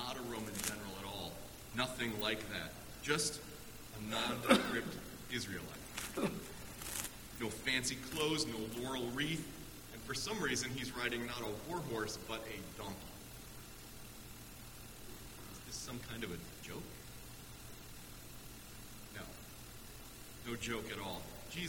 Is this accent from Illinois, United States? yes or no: yes; Chicago, Illinois, United States; my hometown of Chicago